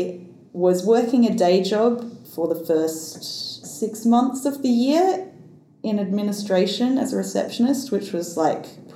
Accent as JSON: {"language": "English", "country": "Australia", "said": "as a white Australian"}